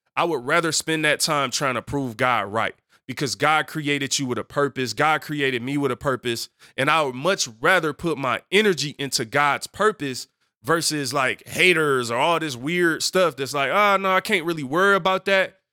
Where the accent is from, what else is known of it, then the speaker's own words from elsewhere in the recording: Detroit, Michigan, United States; Growing up on Seven Mile in Detroit